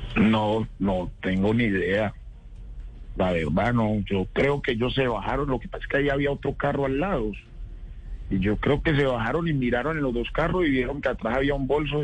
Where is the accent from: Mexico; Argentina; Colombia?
Colombia; Tuluá, Valle del Cauca; now in Bogotá, Colombia; nosotros crecimos juntos en Tuluá